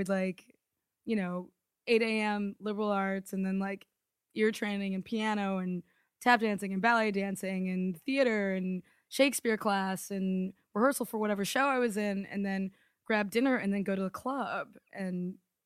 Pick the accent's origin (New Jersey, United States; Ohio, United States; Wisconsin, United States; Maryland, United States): Maryland, United States; now in New York, United States; I grew up in Maryland